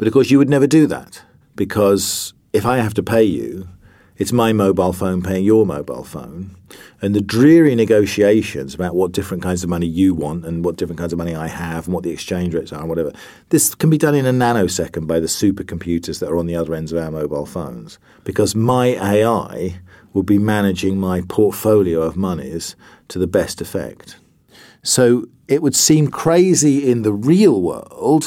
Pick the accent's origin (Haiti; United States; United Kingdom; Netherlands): United Kingdom; England; I'm English